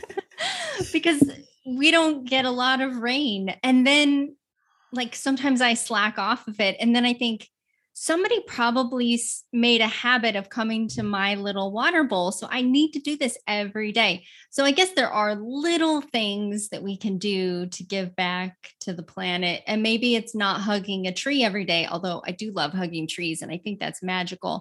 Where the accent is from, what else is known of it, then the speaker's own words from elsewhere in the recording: Utah, United States; I grew up in nature. I grew up in Utah.